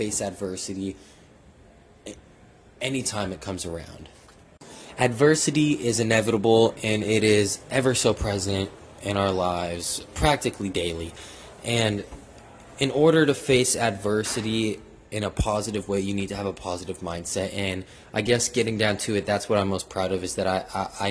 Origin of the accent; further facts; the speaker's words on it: Seattle, Washington, United States; moved away as an adult; now in Houston, United States; I'm from Seattle, Washington, 206